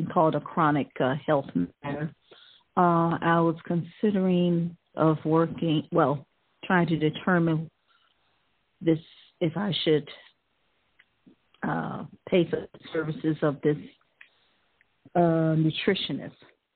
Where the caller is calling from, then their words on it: Ohio, United States; I'm calling from Ohio.